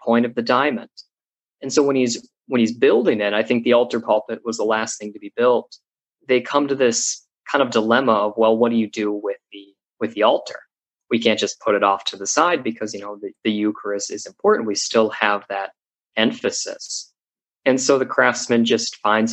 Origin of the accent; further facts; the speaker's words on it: United States; I'm an American